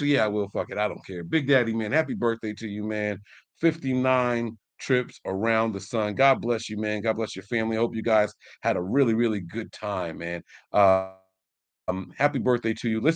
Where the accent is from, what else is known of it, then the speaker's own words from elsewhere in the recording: New Jersey, United States; I'm from Jersey.